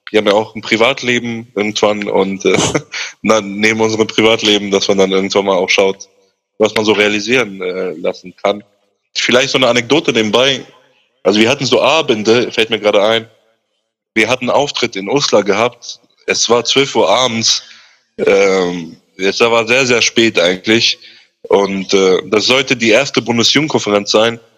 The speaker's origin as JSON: {"language": "German", "town": "Nordheim", "country": "Germany", "said": "ich komme aus Nordheim"}